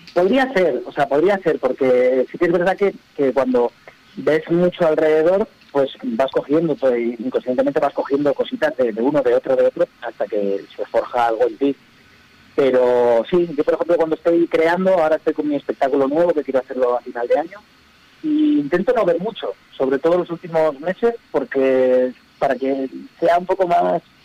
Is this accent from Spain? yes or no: yes; Alicante, Valencian Community, Spain; now in Madrid, Spain; yo vivo en Madrid, en la sierra, en la montaña, pero vengo de Alicante